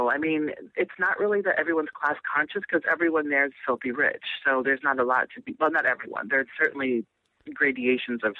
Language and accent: English; Nebraska, United States; I grew up all over the country. i spent a lot of time in Nebraska. I was born in Nebraska